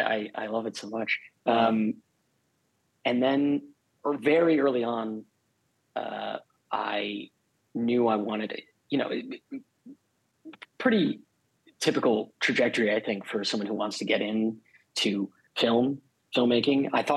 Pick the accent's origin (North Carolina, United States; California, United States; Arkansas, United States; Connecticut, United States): Connecticut, United States; now in Los Angeles, United States; I grew up in Connecticut